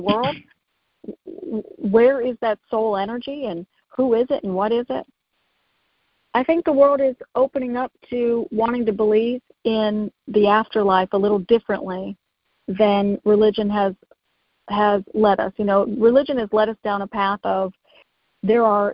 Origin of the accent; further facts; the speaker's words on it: United States; I'm from United States